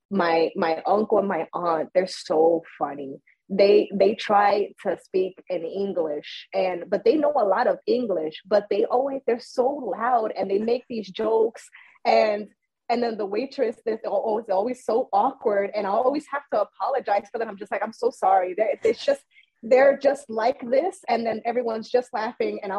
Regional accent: Puerto Rico; also born or lived in United States; I was born in Puerto Rico, but at one year old I was brought to the United States. So I was uh, you know in the schools here until I was nine. And then once I was nine, my mom, you know, she brought me back to Puerto Rico.

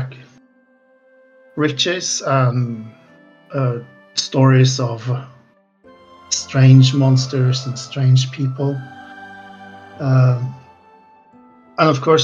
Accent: Trondheim, Trøndelag, Norway; It's a borough in my hometown

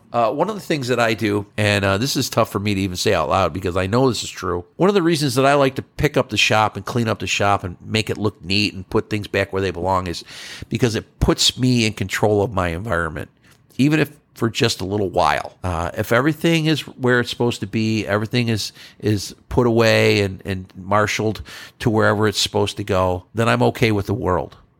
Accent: New York, United States; now in Texas, United States; I'm a northerner. I'm from New York State

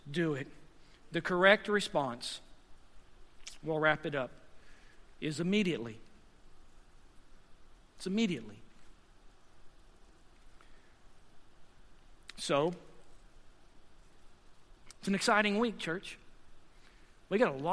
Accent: the South, United States; moved away; I'm from the South, and I've been here for 9 years as well

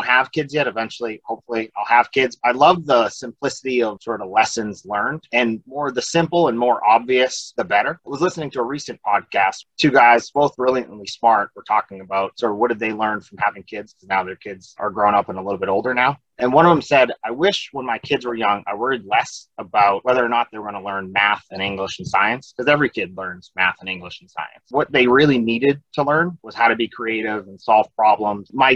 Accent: New Hampshire, United States; moved away as an adult; also born or lived in Boston; now in Philadelphia, United States; grew up in a small town in New Hampshire

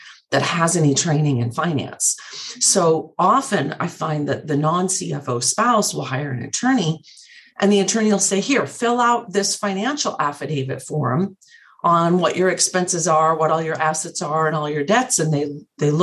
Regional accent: Montana, United States; moved away; I grew up in Montana

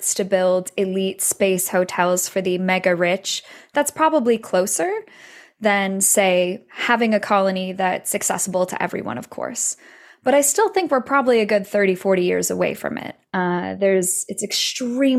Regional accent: United States; I'm American, born and raised in the US

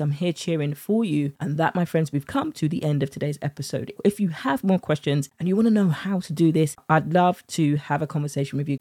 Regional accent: United Kingdom; accent: British; my British accent

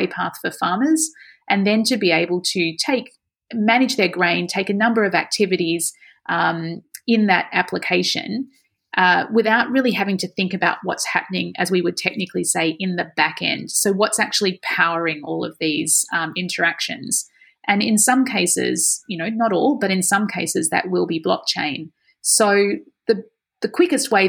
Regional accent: Australia; this is part of our culture, isn't it, of being Australian

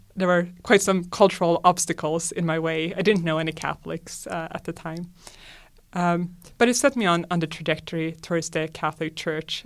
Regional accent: Sweden; I'm from Sweden, and like most, uh, Swedes, I was raised as a secular Lutheran

